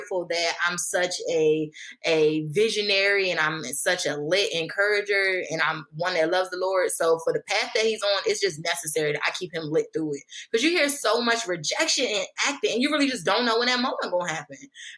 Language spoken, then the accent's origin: English; Maryland, United States; also born or lived in Hampton, Virginia / New Jersey; The interesting thing is where I say Hampton, Virginia, just to be clear, because I was born in Hampton, but shortly after we moved to a couple places, Maryland, New Jersey, back to Maryland. I've been to 12 schools.